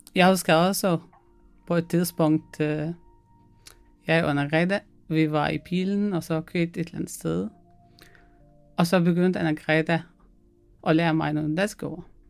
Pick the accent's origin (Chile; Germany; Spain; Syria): Syria; Danish is a second language; moved away as an adult; now in Denmark; jeg kommer fra Syrien.